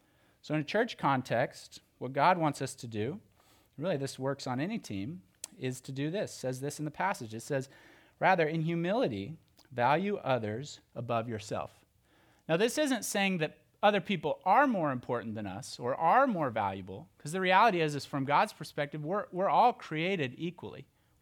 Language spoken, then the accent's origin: English; Oklahoma, United States; You see, when I was growing up, I grew up in Oklahoma, and church looks a little bit different there.